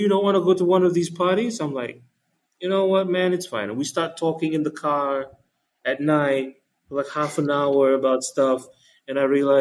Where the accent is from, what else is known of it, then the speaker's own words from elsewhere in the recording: Malaysia; it's just a Malaysian thing. We pick up accents really well with enough exposure